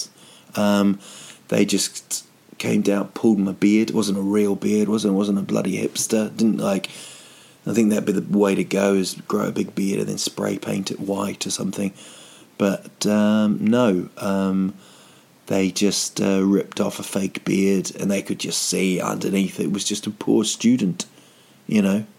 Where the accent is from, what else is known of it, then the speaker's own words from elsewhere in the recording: New Zealand; now in Sweden; I'm from New Zealand